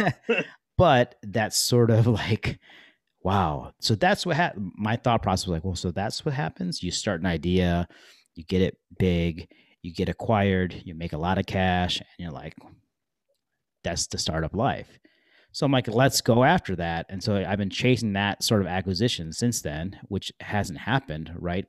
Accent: Detroit, Michigan, United States; I grew up in Detroit, Michigan

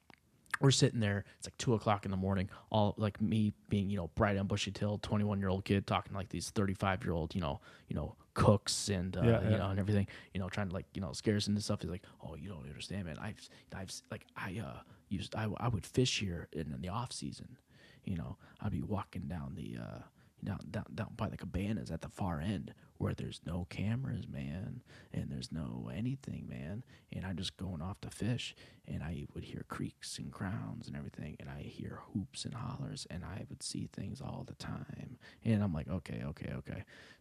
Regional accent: New England, United States; I grew up in New England, so apparently there's some houses that are like the most haunted places on earth.

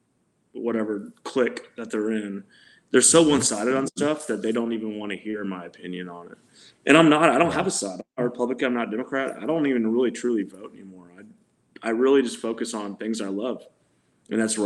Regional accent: Texas, United States; as a Texan

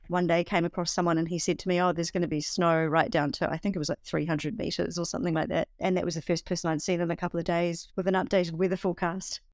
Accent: New Zealand; also born or lived in Bavaria; I was from New Zealand

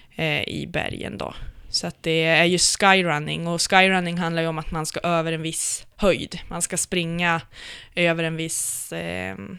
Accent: Umeå, Västerbotten County, Sweden; also born or lived in Östersund / Brunflo; Jag är ifrån, eh, faktiskt från Östersund, eller Brunflo, så att det står jämte i passet. Okay. Eh, och sen är jag uppvuxen sen jag var fem i Umeå.

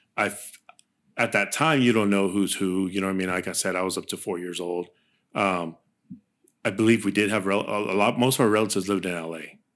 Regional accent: Santa Barbara, California, United States; first language Spanish; English is a second language; I was born in Santa Barbara, California.

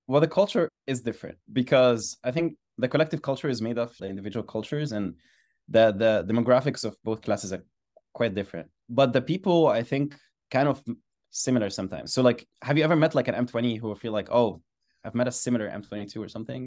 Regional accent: Alexandria, Alexandria Governorate, Egypt; moved away as an adult; I grew up in Alexandria, Egypt. I went to the same school for fourteen years, and I stayed in the same city for eighteen years

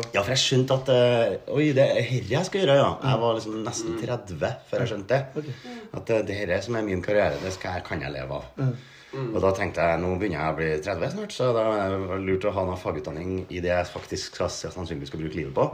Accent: Steinkjer, Trøndelag, Norway; moved away; Jeg er fra Steinkjer, egentlig

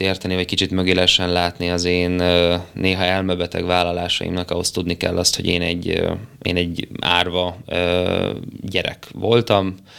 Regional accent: Kisgyőr, Borsod-Abaúj-Zemplén, Hungary; also born or lived in Szikszó; Én szikszon születtem egy kis kórházban, később Kisgyőrbe költöztünk, és én Kisgyőrt tartom az otthonomnak. Az egy pici falu Miskolc felett a, a bükkben

